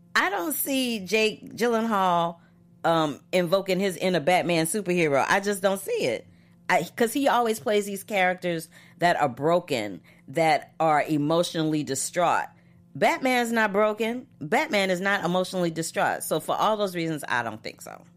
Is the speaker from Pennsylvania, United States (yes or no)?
no; St. Louis, Missouri, United States; moved away; in Saint Louis, Missouri